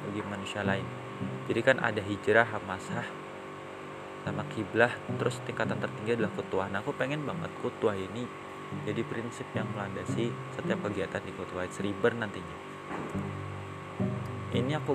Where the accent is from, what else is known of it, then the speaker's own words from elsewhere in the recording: Yogyakarta, Special Region of Yogyakarta, Indonesia; nama aku asal dari Yogyakarta